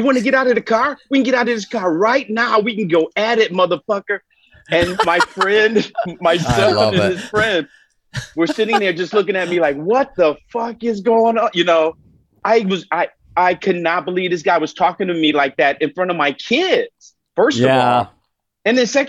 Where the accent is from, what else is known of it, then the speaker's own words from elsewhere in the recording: Detroit, Michigan, United States; I grew up in Detroit